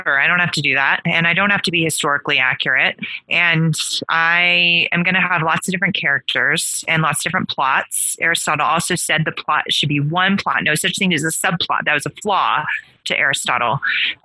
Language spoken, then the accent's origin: English; California, United States; I grew up in California